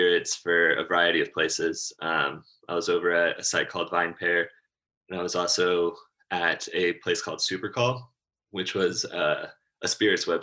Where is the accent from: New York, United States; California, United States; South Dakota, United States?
California, United States; I grew up in California and a little small wine town